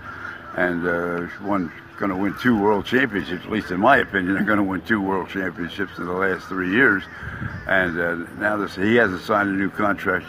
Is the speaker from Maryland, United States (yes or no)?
no; Philadelphia, Pennsylvania, United States; now in Tampa, United States; being a Philadelphian